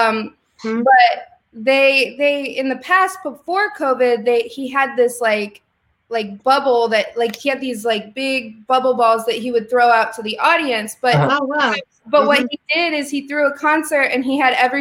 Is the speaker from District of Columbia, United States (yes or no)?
no; Springfield, Illinois, United States; I grew up in Springfield, Illinois, which is the middle of Illinois